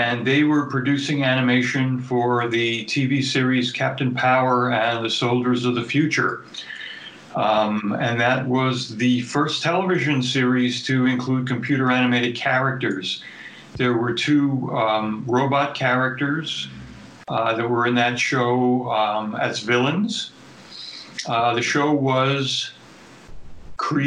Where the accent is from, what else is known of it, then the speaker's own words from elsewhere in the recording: New York City, New York, United States; I grew up in New York City, which was a major media market